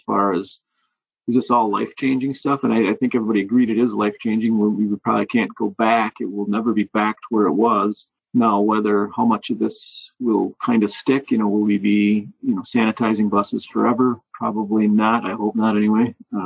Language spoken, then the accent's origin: English; Wisconsin, United States; I am from Wisconsin after all